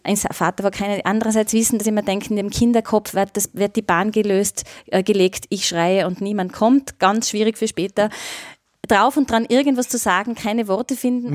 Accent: Austria; bei uns in Österreich

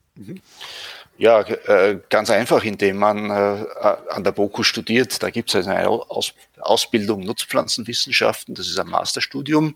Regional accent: Leibnitz, Styria, Austria; now in Vienna, Austria; ich bin in der Südsteiermark geboren

